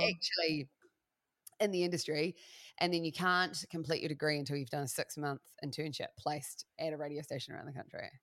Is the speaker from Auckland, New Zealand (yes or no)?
no; Christchurch, Canterbury, New Zealand; also born or lived in Melbourne, Australia; now in Wairarapa, New Zealand